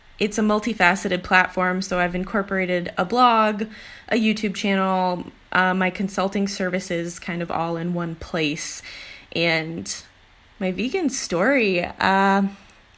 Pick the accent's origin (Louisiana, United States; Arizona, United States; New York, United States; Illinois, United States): Illinois, United States; I grew up in Illinois in a rural like cornfield